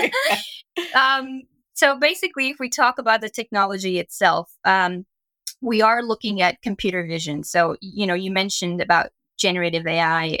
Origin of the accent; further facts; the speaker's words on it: Canada; also born or lived in New York; when I moved back from New York, uh, back home in Canada